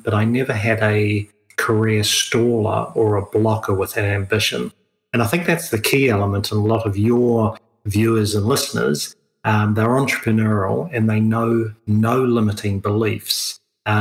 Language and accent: English; New Zealand; also born or lived in Europe / United States; now in Australia; I'm a New Zealander originally, even though I live in Australia